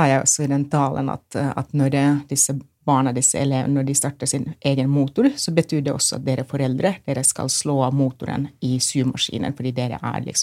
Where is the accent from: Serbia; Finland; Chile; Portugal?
Finland; Norwegian is a second language; now in Norway; Jeg kommer jo fra Finland, hvor vi har lektorer på ungdomsskolen.